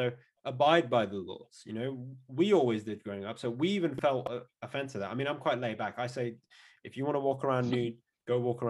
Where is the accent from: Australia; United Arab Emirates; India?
United Arab Emirates; Dubai; now in United Kingdom; Yeah, I mean, so growing up in Dubai, and that's the place I've lived the most in my life. Although I think the UK officially, as of last year, makes this place the most I've ever lived. But I'll always consider Dubai home.